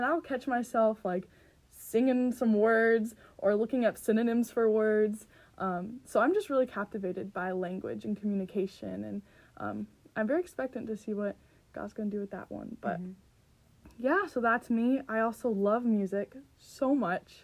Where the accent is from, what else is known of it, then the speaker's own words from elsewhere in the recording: California, United States; moved away as an adult; now in Minnesota, United States; I am from California